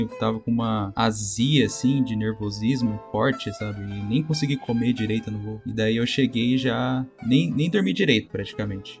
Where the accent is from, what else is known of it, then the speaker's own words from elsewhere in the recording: Tubarão, Santa Catarina, Brazil; also born or lived in Florianópolis; eu sou de Tubarão atualmente, mas morei bastante tempo em Floripa. Por conta da pandemia, acabei voltando a morar com meus pais aqui em Tubarão